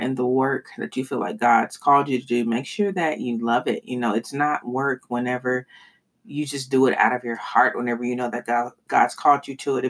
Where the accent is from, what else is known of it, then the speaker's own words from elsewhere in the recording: United States; I'm an American